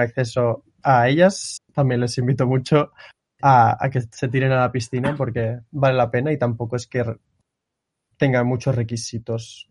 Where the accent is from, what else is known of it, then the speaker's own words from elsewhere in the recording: Barcelona, Catalonia, Spain; moved away as an adult; now in Japan; soy de Barcelona también